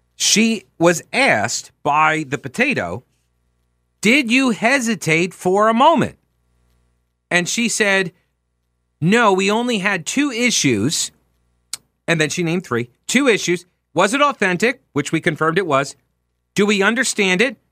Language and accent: English; Long Island, New York, United States; moved away as an adult; also born or lived in Winthrop University, South Carolina; being from Long Island